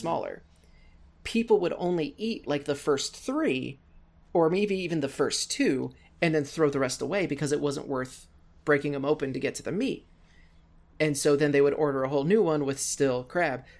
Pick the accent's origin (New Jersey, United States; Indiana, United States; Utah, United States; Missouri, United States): Missouri, United States; Cape Girardeau; United States. I am in a, uh, relatively small city called Cape Girardeau, Missouri